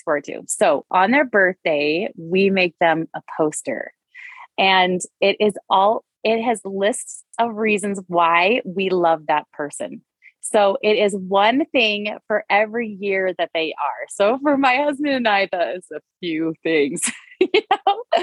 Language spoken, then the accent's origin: English; North Dakota, United States; moved away; I hail from North Dakota.